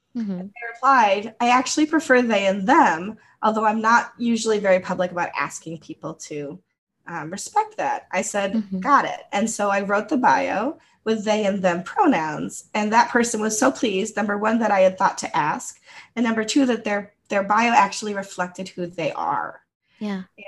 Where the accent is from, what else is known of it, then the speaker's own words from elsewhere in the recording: United States; first language English; English is my first language and I grew up in the United States